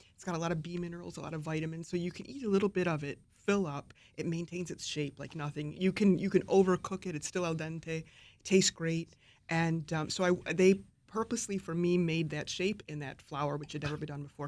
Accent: New York, United States; my background is Italian American. I grew up in New York State

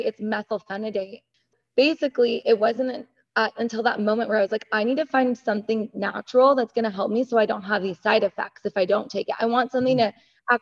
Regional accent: United States; I grew up, I'm Iranian American, first generation

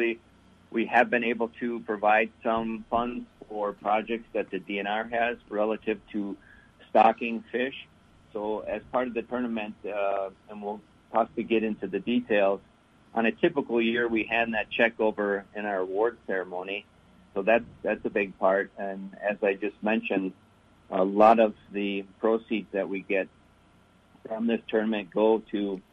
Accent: Milwaukee, Wisconsin, United States; now in Minnesota, United States; No, I grew up in Wisconsin. I'm from Milwaukee originally, but I've now lived in Minnesota a larger part of my life than when I was in Wisconsin.

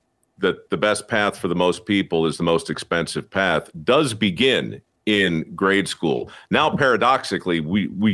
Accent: Baltimore, Maryland, United States; my hometown in Baltimore

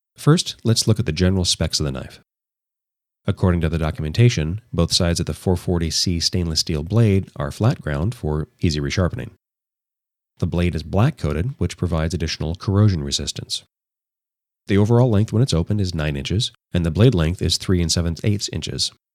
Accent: Los Angeles, California, United States; my hometown of Los Angeles

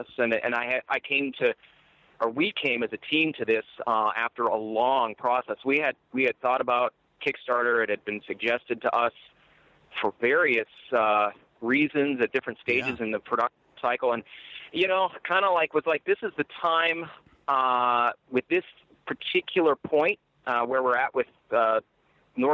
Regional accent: Iron Mountain, Michigan, United States; now in Los Angeles, United States; I've been out here in my hometown in Iron Mountain

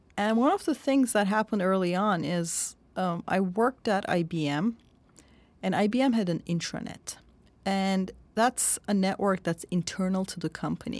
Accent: Turkey; born or raised there

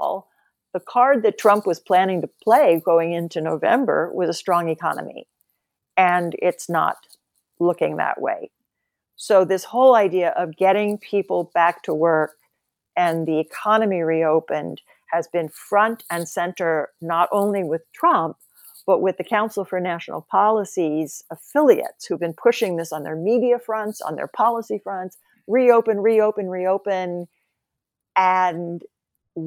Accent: Oklahoma, United States; also born or lived in Nebraska; I grew up in Oklahoma and Nebraska.

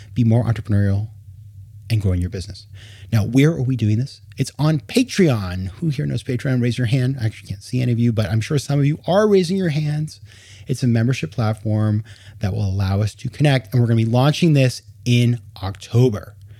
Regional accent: Maine, United States; moved away; also born or lived in New York; my home state of Maine in New England

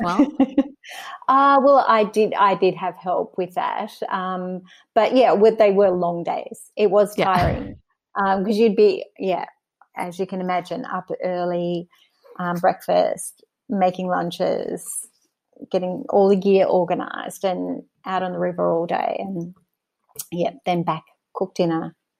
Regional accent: Mornington, Victoria, Australia; I was born in Mornington on the Mornington Peninsula in Victoria and Australia. I grew up there

